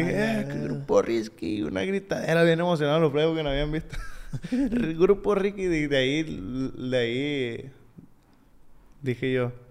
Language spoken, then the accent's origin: Spanish; United States; born there; Yo nací, fíjate, yo nací en Estados Unidos.